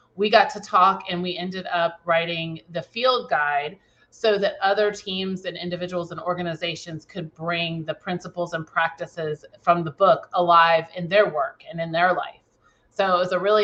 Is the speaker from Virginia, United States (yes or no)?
yes; Virginia, United States; I was born in Virginia